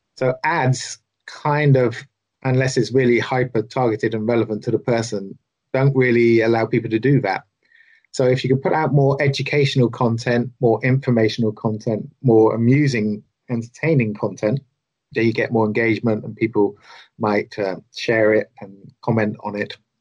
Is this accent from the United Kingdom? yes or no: yes; the south of England, United Kingdom; as a southerner